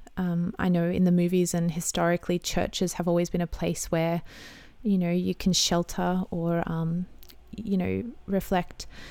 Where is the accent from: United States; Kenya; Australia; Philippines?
Australia; I'm an Aussie mum in my thirties